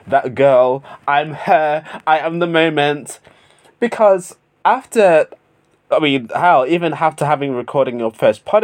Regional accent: United Kingdom; my home country of the United Kingdom

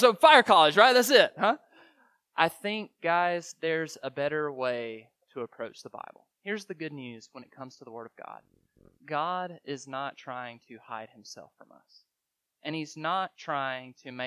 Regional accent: Greensboro, Alabama, United States; I'm originally from Greensboro, Alabama

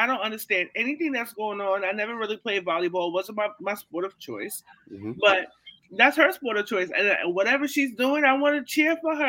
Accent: New York City, New York, United States; also born or lived in Canarsie, Brooklyn; I'm from Brownsville.

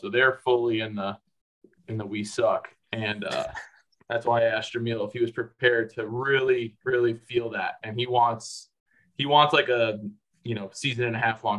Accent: Chicago, Illinois, United States; Like, hey, I grew up in Chicago. And if it's an acquaintance, you definitely say, you'll just say, hey, I'm from the Midwest, from Chicago.

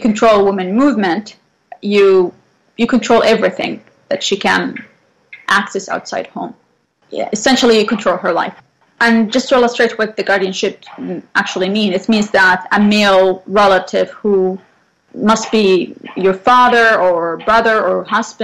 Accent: central Saudi Arabia, Saudi Arabia; moved away as an adult; now in Vancouver, Canada; So I come from Saudi Arabia. I was born in the center or the heart of Saudi Arabia

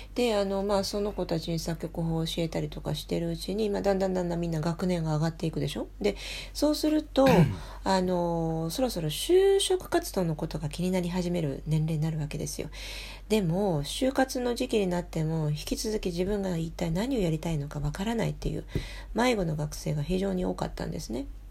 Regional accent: France; Japanese is a second language; now in Japan; フランス人として日本のね大学に初めて、えーと、教員として身を置いた

